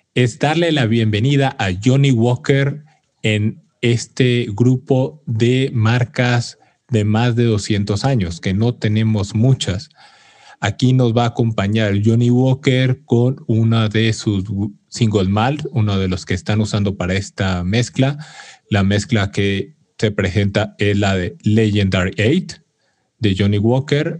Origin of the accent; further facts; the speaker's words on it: Mexico; como orgullo mexicano